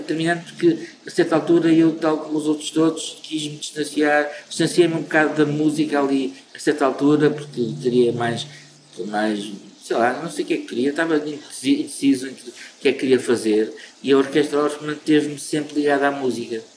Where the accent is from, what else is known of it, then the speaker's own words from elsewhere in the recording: Porto, Norte, Portugal; also born or lived in Angola; eu sou angolano, fui morar para o Porto com cinco anos de idade. Eh, e sou portuense, de alma e coração